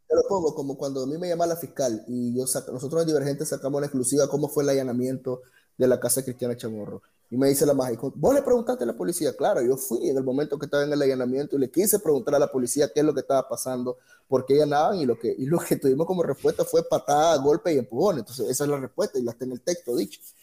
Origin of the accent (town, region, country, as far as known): Nicaragua